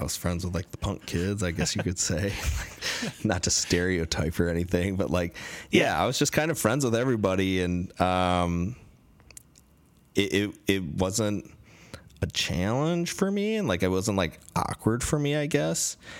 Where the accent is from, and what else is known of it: Michigan, United States; born or raised there; moved away as an adult; also born or lived in Chicago / Seattle; now in Los Angeles, United States